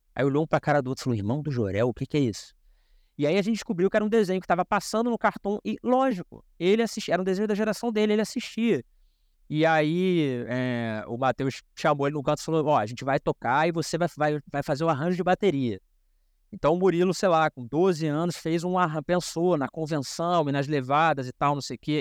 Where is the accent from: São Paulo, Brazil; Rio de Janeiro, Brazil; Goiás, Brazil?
Rio de Janeiro, Brazil; first language Portuguese; eu sou de Padre Miguel, sou nascido na Zona Oeste aqui do Rio de Janeiro